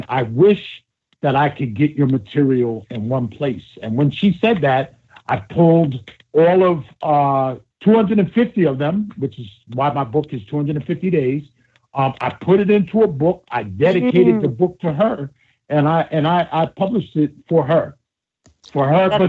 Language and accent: English; United States; I grew up right outside of Manhattan